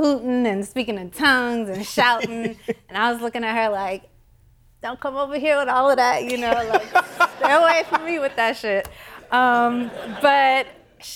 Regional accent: Houston, Texas, United States; moved away; growing up in Houston and coming back to Houston

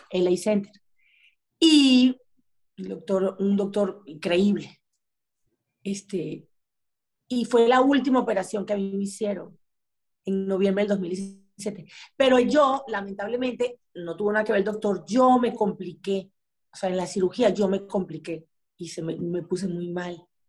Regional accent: Maracay, Aragua, Venezuela; moved away as an adult; now in Miami, United States; yo me crié con unas costumbres en Maracay

